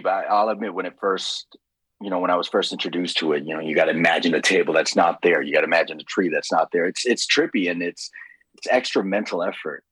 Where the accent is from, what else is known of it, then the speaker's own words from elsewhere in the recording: Toronto, Ontario, Canada; I'm from Scarborough.